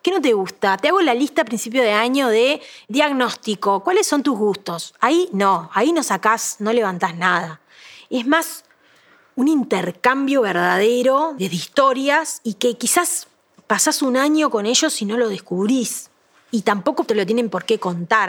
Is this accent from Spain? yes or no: no; Las Violetas, Canelones, Uruguay; yo me crié en Las Violetas, que es una zona de viñedos.